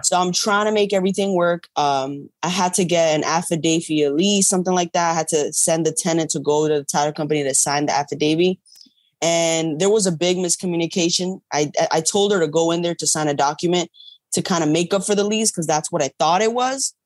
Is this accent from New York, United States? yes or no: yes; New York, United States; I'm from New York.